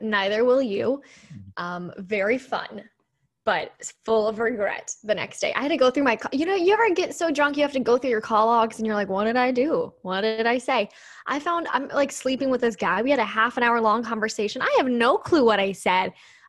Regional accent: Canton, Ohio, United States; now in St. Louis, United States; Yeah, I was born in Canton.

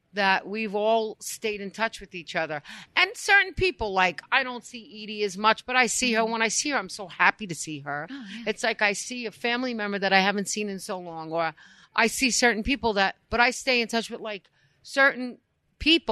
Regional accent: New York City, New York, United States; I'm born and raised in East Harlem

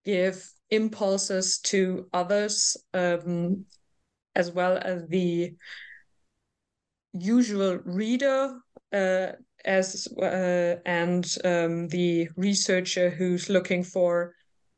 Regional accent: North Rhine-Westphalia, Germany; I'm from Western Germany, more specific from North Rhine-Westphalia

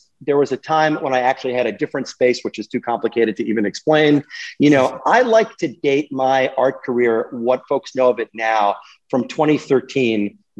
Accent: New York City, New York, United States; moved away as an adult; also born or lived in St. Paul, Minnesota / the Hamptons; Born and raised on the Upper West Side.

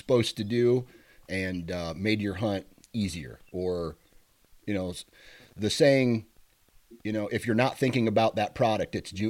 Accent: Iowa, United States; I'll hunt Iowa, my home state.

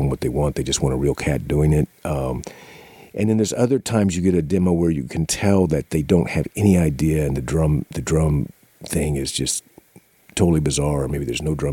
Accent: Kansas City, Missouri, United States; also born or lived in Louisiana / Arkansas; I was from the Kansas City area

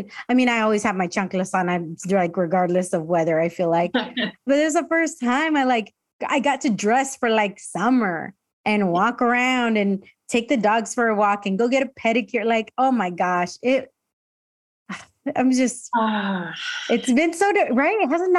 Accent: Escondido, California, United States; But I mean, I grew up in Escondido. So I am like, you know, very binational kid growing up and going to Tijuana all the time with my family.

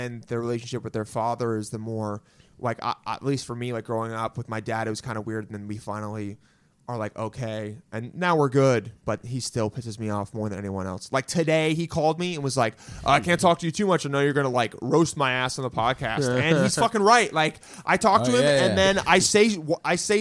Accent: Los Angeles, California, United States; L.A. I grew up in L.A.

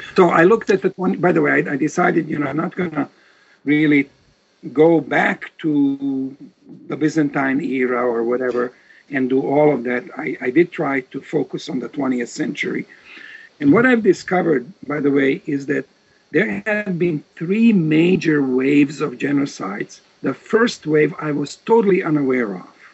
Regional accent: Novi Sad, Vojvodina, Serbia; moved away as an adult; also born or lived in Osijek, Croatia / Belgrade, Serbia; At the age of four, my parents moved to Serbia, to a region called Vojvodina

